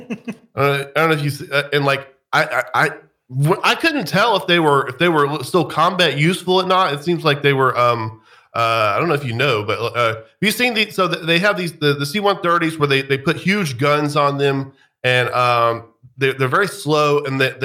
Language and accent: English; the South, United States; moved away; growing up in the South